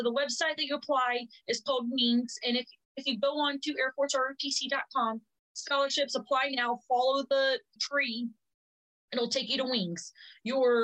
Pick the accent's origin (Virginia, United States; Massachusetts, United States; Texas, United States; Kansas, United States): Texas, United States; Brownsville; I grew up in South Texas. Literally, if you look at Texas on a map, the southernest part city, Brownsville. That's where I grew up.